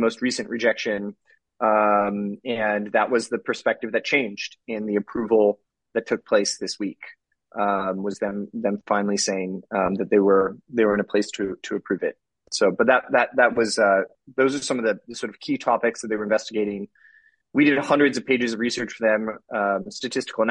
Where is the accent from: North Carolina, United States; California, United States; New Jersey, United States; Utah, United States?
California, United States; the Bay Area; I'm from California, the Bay Area